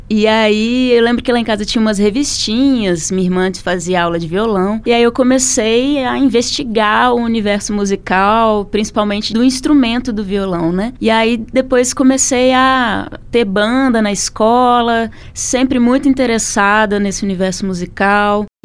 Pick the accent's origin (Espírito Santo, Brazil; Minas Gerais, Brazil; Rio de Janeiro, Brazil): Espírito Santo, Brazil; moved away as an adult; also born or lived in Brasília; now in Belo Horizonte, Brazil; Mas eu sou capixaba.